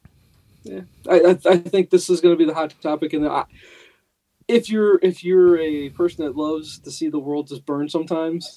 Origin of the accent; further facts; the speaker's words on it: St. Louis, Missouri, United States; There was never NFL football when we were growing up in St. Louis